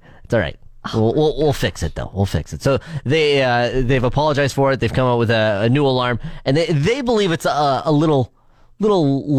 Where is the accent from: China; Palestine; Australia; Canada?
Canada; as a Canadian kid, you own skates.